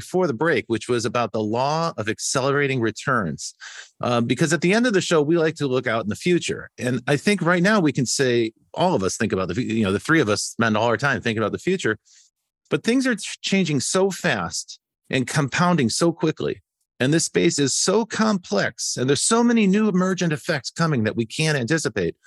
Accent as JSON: {"language": "English", "region": "Midwest", "country": "United States", "tie": "born or raised there", "said": "when I grew up in the Midwest in the 1980s, the auto factories and the tire factories and all the suppliers to the auto industry were going out of business."}